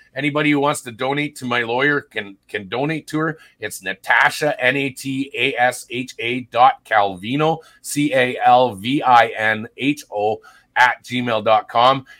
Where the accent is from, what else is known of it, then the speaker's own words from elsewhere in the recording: Sault Ste. Marie, Ontario, Canada; moved away; I was born and raised in Sault Ste. Marie, Ontario